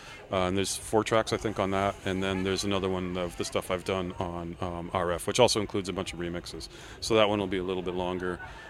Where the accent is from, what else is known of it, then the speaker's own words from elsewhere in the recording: United States; And I have to use Imperial because I'm American, right?